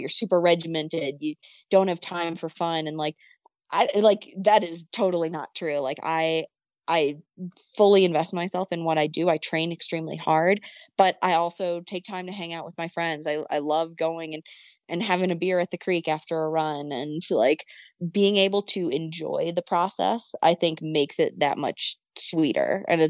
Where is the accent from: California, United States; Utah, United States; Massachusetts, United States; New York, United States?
Massachusetts, United States; Boston; but the Freewave Hazy IPA, as like a Bostonian, like was so excited when that came out.